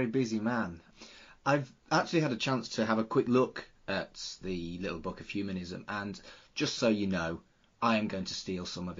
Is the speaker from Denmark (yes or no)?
no; Wolverhampton, West Midlands, United Kingdom; moved away as an adult; now in Manchester, United Kingdom; Wolverhampton, originally. I've lived in Manchester for 22 years.